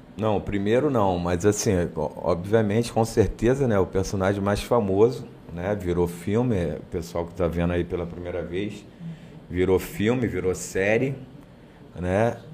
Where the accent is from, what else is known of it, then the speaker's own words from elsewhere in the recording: Duque de Caxias, Rio de Janeiro, Brazil; moved away as an adult; also born or lived in Ilha do Governador, Rio de Janeiro; eu sou da Baixada, eu sou de Caxias, sou de Duque de Caxias.